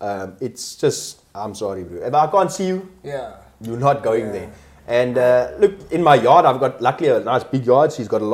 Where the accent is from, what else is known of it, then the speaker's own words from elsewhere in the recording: Durban, KwaZulu-Natal, South Africa; I grew up in Durban. And we used to always be in the street with our bicycles. Look, where I lived, we were like on a main road in Durban.